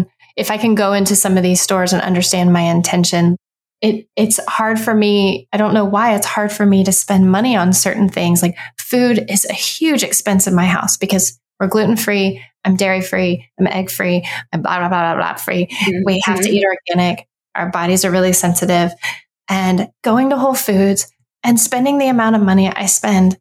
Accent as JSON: {"language": "English", "region": "Texas", "country": "United States", "tie": "born or raised there", "said": "growing up in Texas"}